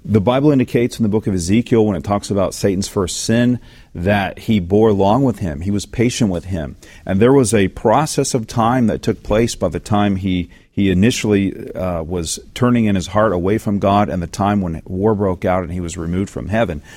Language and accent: English; the South, United States; growing up in the South